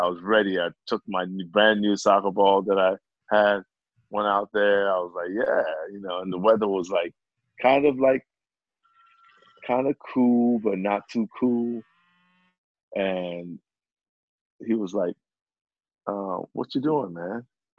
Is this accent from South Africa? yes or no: no; England, United Kingdom; accent: British; British accent, you know, which also threw people off. They were like, where you from, man? I said, I'm from England.